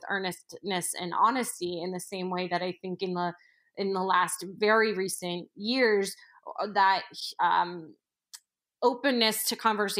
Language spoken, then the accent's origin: English; New York City, New York, United States; and granted, I am a New Yorker, so I'm obviously in a microcosm that is traditionally more open than other parts of the country